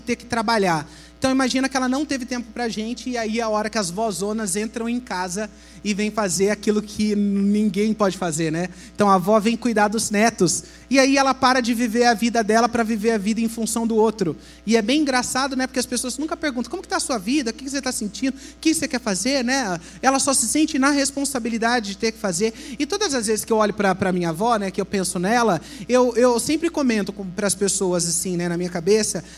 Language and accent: Portuguese; Brazil; moved away as an adult; also born or lived in Italy; Eu saí do Brasil muito rápido, com 18 anos eu já morei fora